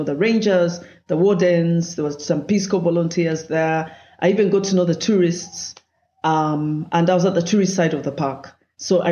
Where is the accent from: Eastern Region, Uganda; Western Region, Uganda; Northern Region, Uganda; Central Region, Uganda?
Central Region, Uganda; Kampala; I grew up in Kampala